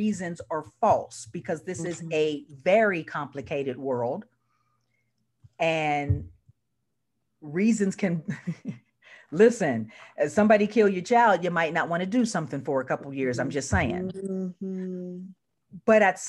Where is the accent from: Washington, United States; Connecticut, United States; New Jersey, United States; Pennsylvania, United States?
Pennsylvania, United States; Pittsburgh; moved away as an adult; we are the third biggest Black family in the city